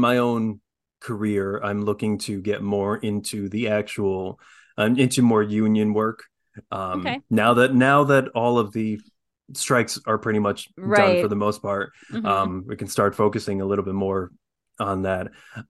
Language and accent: English; South Korea; born there; With an Irish last name. I'm adopted from South Korea.